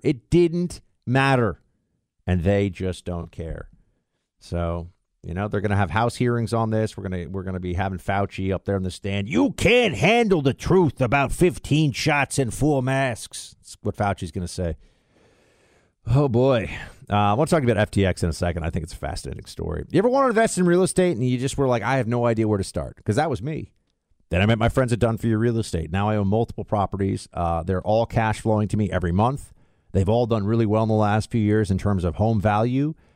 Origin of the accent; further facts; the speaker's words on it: New York, United States; also born or lived in Florida; I'm gonna be up in New York, though, my hometown.